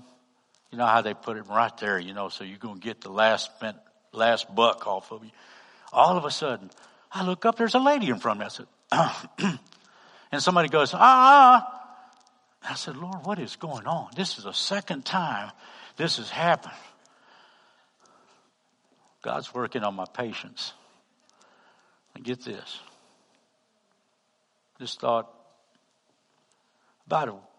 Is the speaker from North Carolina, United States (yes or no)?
no; Bastrop County, Texas, United States; I'm from Texas. I'm from Bastrop County.